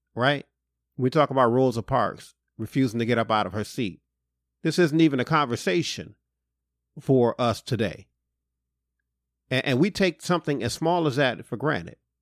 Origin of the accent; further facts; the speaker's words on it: Detroit, Michigan, United States; I'm from Detroit